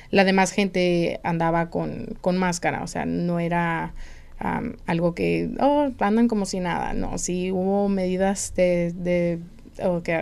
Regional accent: Phoenix, Arizona, United States; also born or lived in California; Crecí eh, mitad en California y mitad aquí en Arizona

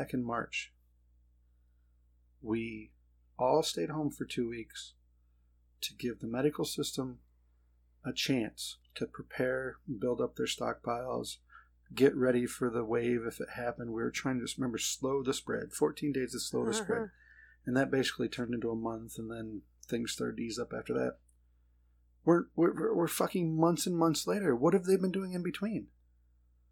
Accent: United States

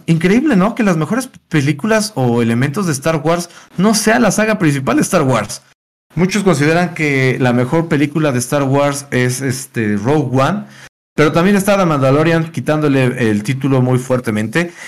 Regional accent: Mexico; como mexicanos tenemos esta tradición de eh, la lucha libre

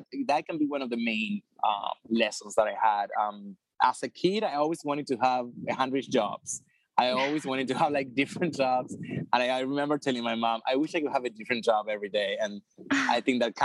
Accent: Argentina; moved away as an adult; now in New York City, United States; I'm from Argentina originally. I moved to New York City almost 10 years

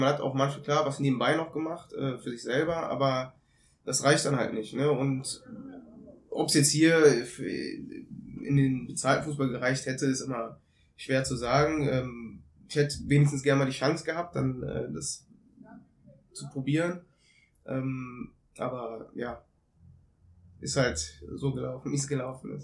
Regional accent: Cologne, North Rhine-Westphalia, Germany; also born or lived in Ethiopia; bin halb Äthiopier, halb Deutscher, geboren in Köln und auch aufgewachsen.

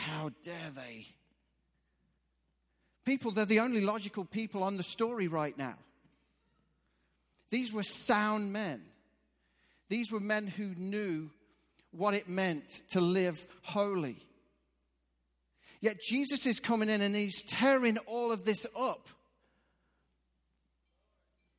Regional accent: England, United Kingdom; moved away; I'm actually from England.

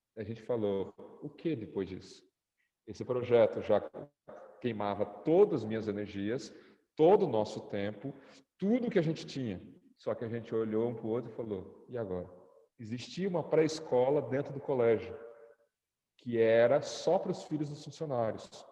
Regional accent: Brazil; moved away as an adult; now in Egypt; eu sou brasileiro

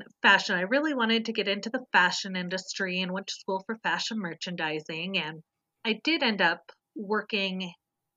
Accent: Southern California, United States; I was a total city girl born and raised in Southern California.

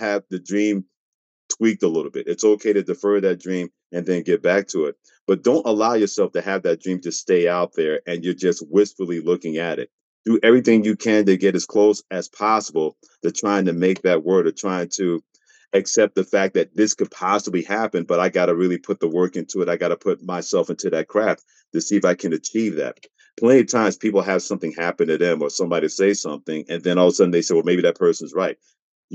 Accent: New York City, New York, United States; moved away as an adult; also born or lived in Mansfield, Pennsylvania / Portland, Maine; growing up in New York City

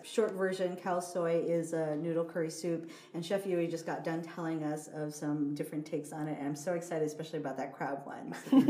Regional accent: Hawaii, United States; now in Seattle, United States; I'm from Hawaii, and growing up, I didn't have a lot of Thai food options.

